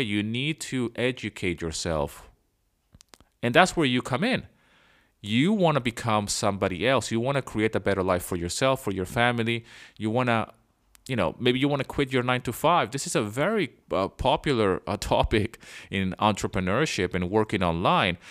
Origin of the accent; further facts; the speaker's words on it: Venezuela; moved away as an adult; also born or lived in London, United Kingdom; I was born in London, but I grew up in Venezuela.